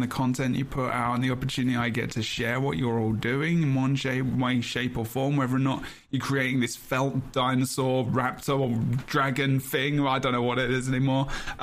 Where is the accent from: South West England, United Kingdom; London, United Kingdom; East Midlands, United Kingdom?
London, United Kingdom; I'm from London